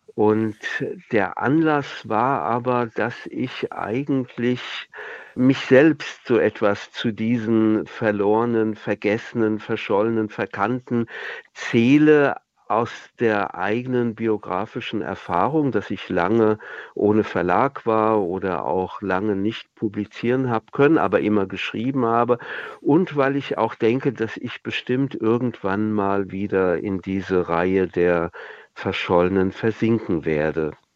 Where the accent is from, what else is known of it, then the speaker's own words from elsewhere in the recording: Wiesbaden, Hesse, Germany; moved away; in meiner Heimatstadt Wiesbaden